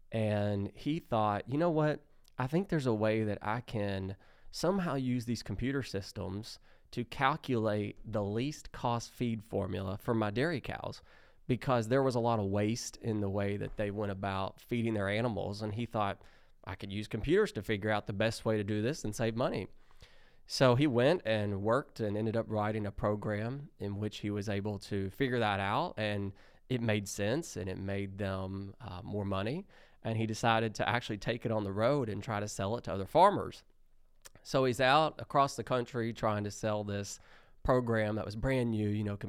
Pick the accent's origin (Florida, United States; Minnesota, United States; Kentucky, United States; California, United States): Kentucky, United States; Lexington; And I was born in Lexington, so I've been here my whole life. Went to high school around here. Went to college at UK.